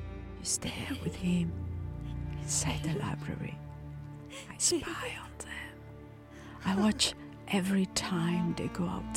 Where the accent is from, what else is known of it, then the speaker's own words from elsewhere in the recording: Italy; moved away as an adult; also born or lived in Berlin, Germany; I am attending uni in my hometown in Italy